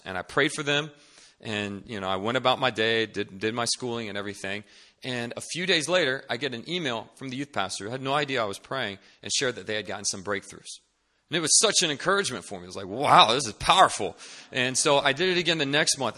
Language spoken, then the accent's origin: English; Northern Virginia, United States; moved away as an adult; now in Seoul, South Korea; I'm originally from Northern Virginia, D C area